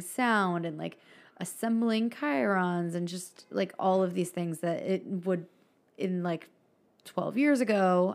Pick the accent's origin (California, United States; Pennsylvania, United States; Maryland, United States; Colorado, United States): Pennsylvania, United States; Philadelphia; moved away; I'm from Philly